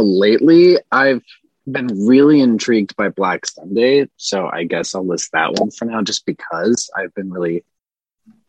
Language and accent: English; Minnesota, United States; born or raised there; now in Connecticut, United States